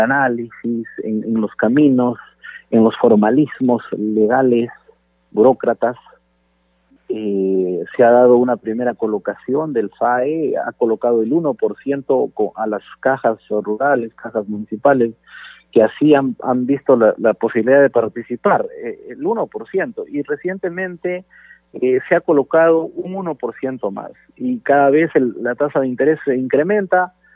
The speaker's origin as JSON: {"language": "Spanish", "country": "Peru", "said": "como peruanos"}